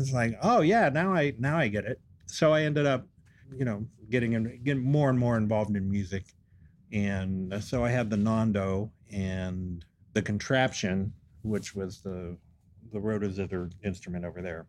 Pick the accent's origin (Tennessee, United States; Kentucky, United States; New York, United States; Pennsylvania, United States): Pennsylvania, United States; Western; moved away as an adult; also born or lived in Denver / Baltimore / Montana; I grew up in Western Pennsylvania